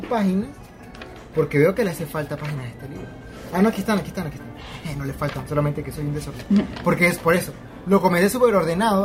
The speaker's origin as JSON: {"language": "Spanish", "country": "Venezuela", "moved": "yes", "said": "Me fui de Venezuela"}